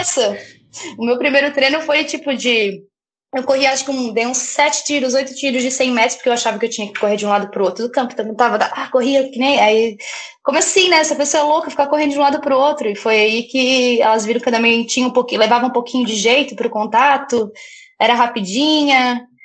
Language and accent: Portuguese; Brusque, Santa Catarina, Brazil; now in Florianópolis, Brazil; eu vim pra estudar na universidade, aqui em Floripa, eu sou natural de Brusque